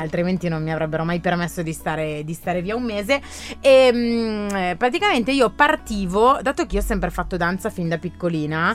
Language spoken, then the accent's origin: Italian; Graffignana, Lombardy, Italy; moved away as an adult; now in Milan, Italy; torno sempre meno a Graffignana che è il mio paese d'origine